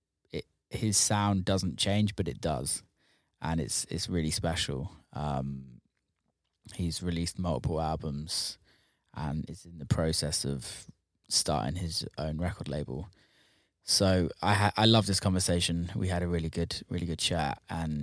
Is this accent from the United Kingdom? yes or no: yes; England, United Kingdom; My like English ass